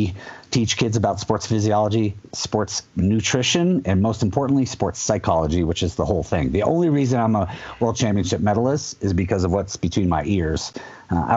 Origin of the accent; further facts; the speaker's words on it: Vermont, United States; I grew up in Vermont on the slopes of the Middlebury College Snow Bowl, tiny little ski area